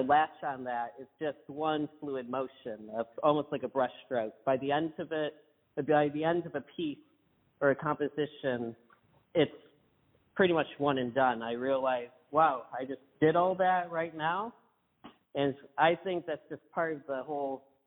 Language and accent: English; Kimball, Michigan, United States; I'm exactly from Kimball